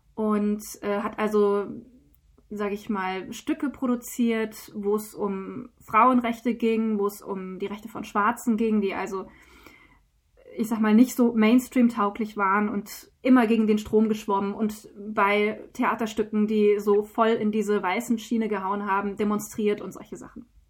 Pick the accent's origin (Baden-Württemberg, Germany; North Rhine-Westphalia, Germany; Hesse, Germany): Hesse, Germany; Taunus; Wir sitzen hier in Hessen im schönen Taunus. Wir haben uns nicht ganz auf der Mitte getroffen, aber äh, in der Mitte von Deutschland. Wir sind hier beide aufgewachsen